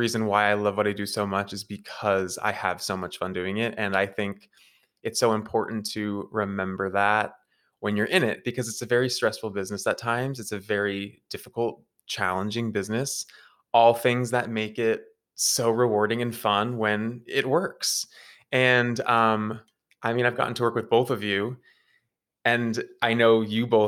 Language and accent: English; New Hampshire, United States; I'm from New Hampshire. I'm from like 45 minutes outside of Boston.